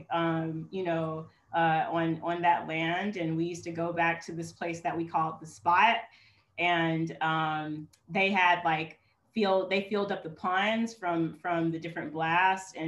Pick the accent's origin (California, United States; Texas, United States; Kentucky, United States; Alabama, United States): Alabama, United States; Sipsey; also born or lived in Birmingham, Alabama; born and raised in Alabama, being here all my life.